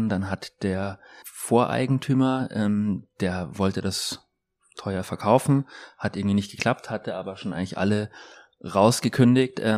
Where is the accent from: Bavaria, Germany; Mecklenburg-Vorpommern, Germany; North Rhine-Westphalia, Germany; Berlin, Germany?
Bavaria, Germany; Munich; also ich komme ja aus München und ich kenne das Glockenbachviertel noch aus den Anfang 90er Jahren